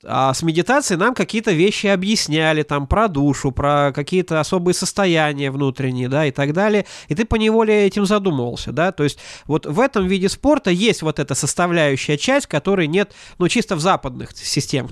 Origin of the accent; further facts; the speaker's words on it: Ventspils, Latvia; я вырос не просто в Прибалтике, я вырос в портовом городе